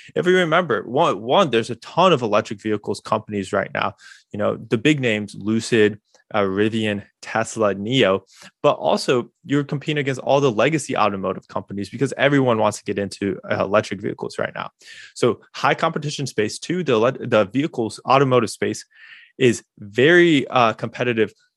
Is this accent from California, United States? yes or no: no; Bloomington, Illinois, United States; also born or lived in Normal, Illinois; I grew up in Bloomington